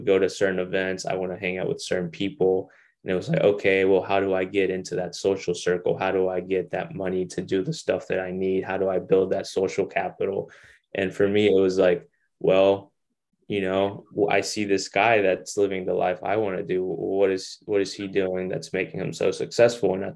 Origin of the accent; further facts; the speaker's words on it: Longview, Texas, United States; moved away; my hometown where I grew up in Longview, Texas